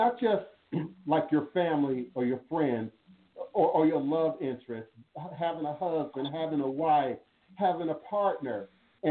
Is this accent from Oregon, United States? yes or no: no; Washington, District of Columbia, United States; also born or lived in Chicago, Illinois; he moved us to the DMV